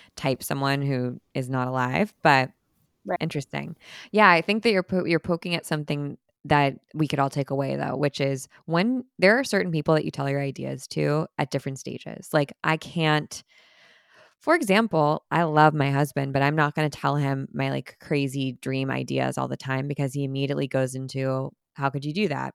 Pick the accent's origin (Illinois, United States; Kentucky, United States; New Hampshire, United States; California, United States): California, United States; Orange County; I grew up in Orange County, and so pretty close to the original Disneyland